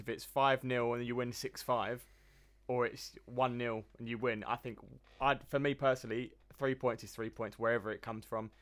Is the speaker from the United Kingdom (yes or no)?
yes; England, United Kingdom; being English